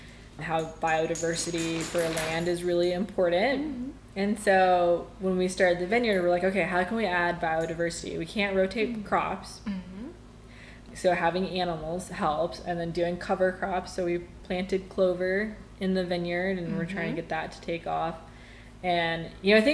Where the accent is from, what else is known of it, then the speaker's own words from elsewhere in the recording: Amarillo, Texas, United States; now in Palisade, United States; Growing up in Amarillo, we lived outside of town